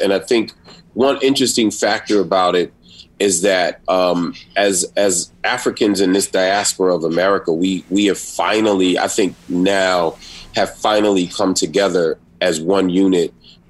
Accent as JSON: {"language": "English", "town": "Philadelphia", "region": "Pennsylvania", "country": "United States", "tie": "born or raised there", "said": "I grew up in Philly, but my father's from the South, you mm-hmm. know, he's from Virginia mm-hmm. and my mother's from Philly, but her parents are from Virginia, North mm-hmm. Carolina."}